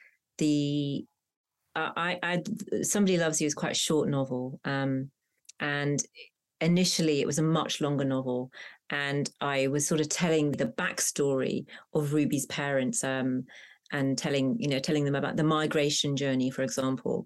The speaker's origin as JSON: {"language": "English", "town": "Hounslow", "region": "London", "country": "United Kingdom", "tie": "born or raised there", "first_language": "Punjabi", "second_language": "English", "said": "a sort of suburban pressurized environment growing up in Hounslow"}